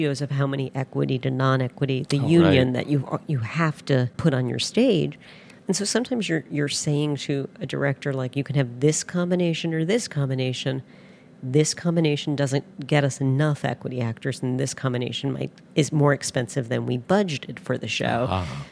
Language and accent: English; Middletown, New Jersey, United States; moved away as an adult; also born or lived in Holmdel, New Jersey / Evanston, Illinois; now in Chicago, United States; I grew up in Middletown and Homedale, New Jersey, that have the same exit